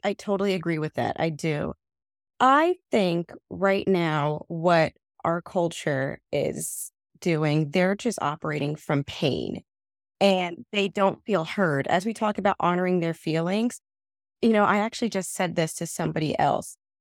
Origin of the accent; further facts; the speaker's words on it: New Jersey, United States; also born or lived in Trinidad (family origin); I am a first generation American. My family is from Trinidad, um, and I was born here in New Jersey